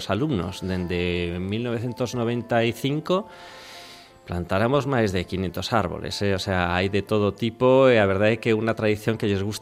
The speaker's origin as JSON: {"language": "Galician", "region": "Castile", "country": "Spain", "second_language": "Galician", "moved": "yes", "lives_now": "Galicia, Spain", "said": "eu que veño de Castela"}